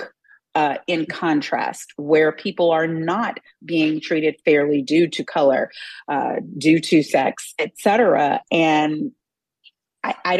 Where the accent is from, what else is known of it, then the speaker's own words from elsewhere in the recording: Texas, United States; I'm from Texas